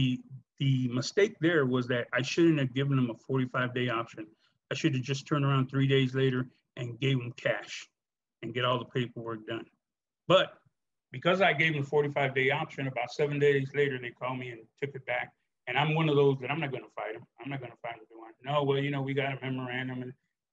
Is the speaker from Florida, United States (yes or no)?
no; Chicago, Illinois, United States; a police officer long, or just growing up in Chicago